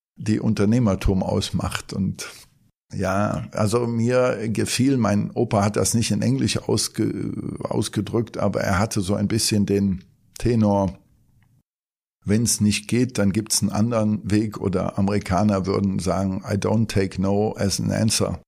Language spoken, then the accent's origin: German; Cologne, North Rhine-Westphalia, Germany; Ich bin geborener Kölner und bin auch im Vorort von Köln aufgewachsen